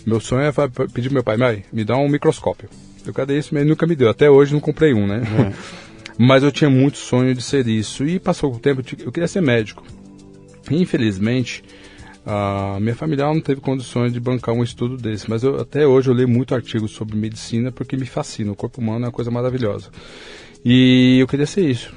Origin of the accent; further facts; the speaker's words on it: São Paulo, Brazil; Eu sou de São Paulo, né? E nasci há 44 anos